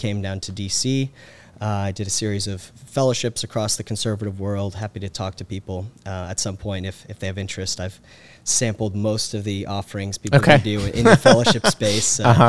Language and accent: English; Carrollton, Georgia, United States; I'm originally from Carrollton, Georgia. So grew up in kind of the heart of Teen Pact country, where it was founded by Tim Eccles.